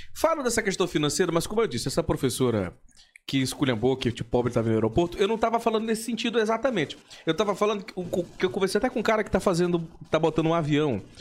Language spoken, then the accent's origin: Portuguese; São Luís, Maranhão, Brazil; also born or lived in Imperatriz, Maranhão; Eu nasci em Imperatriz, no Maranhão